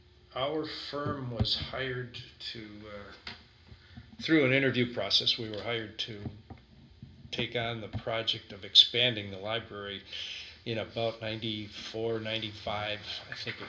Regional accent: Sheboygan, Wisconsin, United States; I was born and raised in Sheboygan.

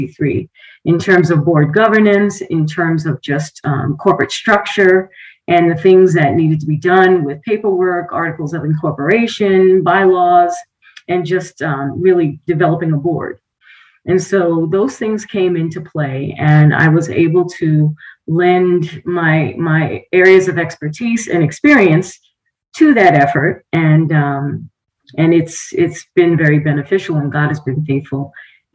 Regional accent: New York City, New York, United States; moved away; my hometown of Jamaica, Queens, New York.

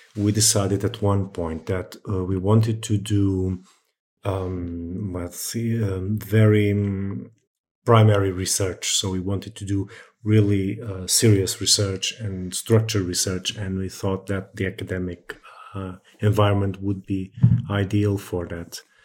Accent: Setúbal, Portugal; I'm from Setúbal, which is a few kilometers south of Lisbon, so around the area

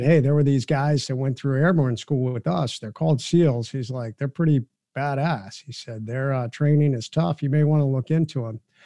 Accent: Ohio, United States; I'm from the Midwest, from Ohio

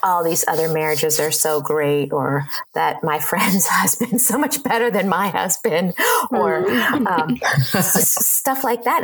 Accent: Ohio, United States; moved away as an adult; now in Seattle, United States; I grew up in Ohio in the same small town, lived there all my life

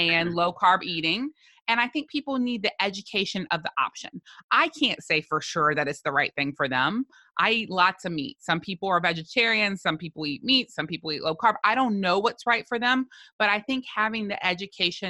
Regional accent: United States; as an American, as an outsider

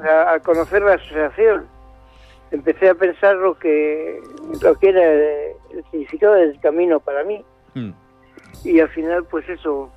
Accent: Bilbao, Basque Country, Spain; now in Valencia, Spain; soy de Bilbao

